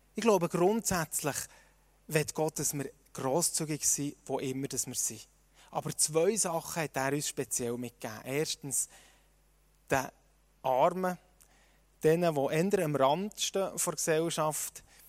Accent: Switzerland; uns als Schweizer

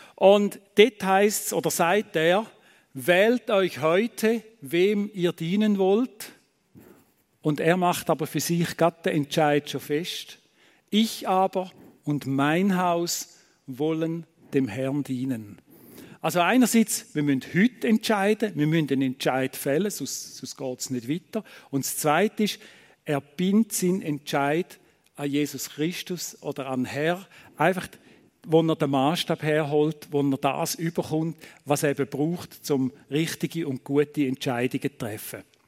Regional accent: Eastern Switzerland, Switzerland; moved away as an adult; now in Thun, Switzerland; wir kommen ja aus der Ostschweiz.

